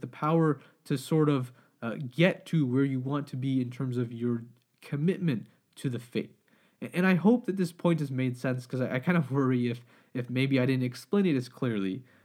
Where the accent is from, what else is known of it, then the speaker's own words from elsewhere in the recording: Pakistan; I'm Pakistani, we always have, you know, like samosas, pakora